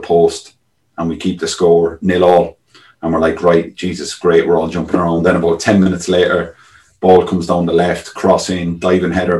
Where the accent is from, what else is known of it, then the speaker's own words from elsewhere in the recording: Ireland; moved away as an adult; you grow up as an Irish kid